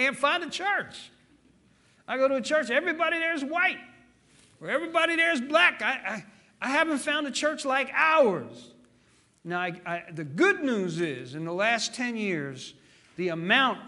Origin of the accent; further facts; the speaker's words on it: New Jersey, United States; also born or lived in Memphis, Tennessee; now in Chattanooga, United States; my father abandoned my family when I was four, so he put us on a train to send us up to New Jersey, and then later I came back to Tennessee. I was born in Memphis, but came back and have lived in Chattanooga now for the last 50 years